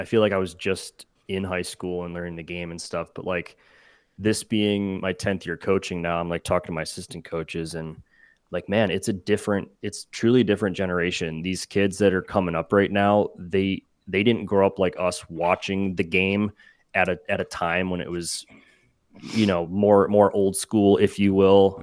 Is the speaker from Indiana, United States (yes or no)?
no; Cleveland, Ohio, United States; I grew up in Cleveland